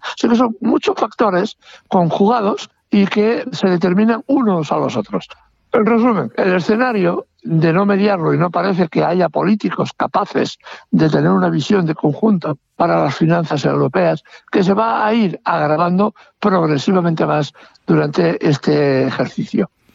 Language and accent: Spanish; Spain; en mi país